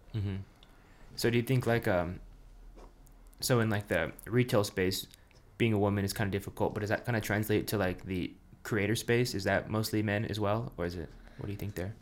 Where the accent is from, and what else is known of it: Pueblo, Colorado, United States